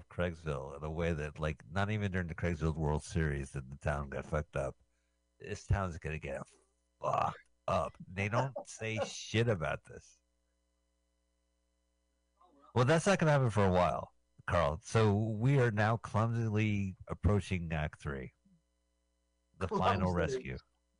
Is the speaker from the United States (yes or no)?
no; United Kingdom; I'm a Brit speaking American.